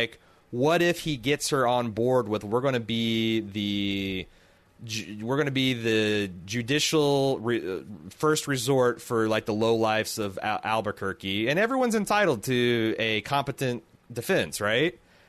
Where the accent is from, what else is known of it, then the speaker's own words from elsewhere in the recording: Mexico; born there; He probably sounds more like a Mexican than I do, and I was born in Mexico.